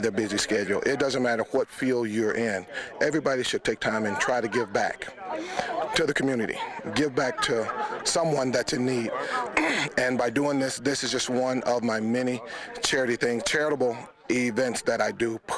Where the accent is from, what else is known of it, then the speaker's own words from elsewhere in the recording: Alabama, United States; my home state